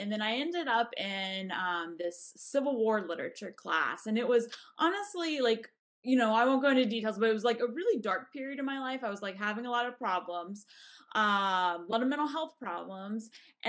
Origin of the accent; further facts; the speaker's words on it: Jacksonville, Florida, United States; I grew up in the South. I grew up in Jacksonville, Florida